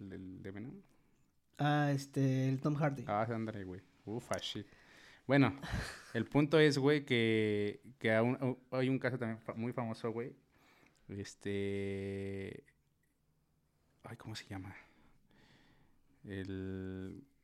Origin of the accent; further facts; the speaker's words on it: Tabasco, Mexico; Yo una vez vi uno allá en mi pueblo. Güey. En Tabasco.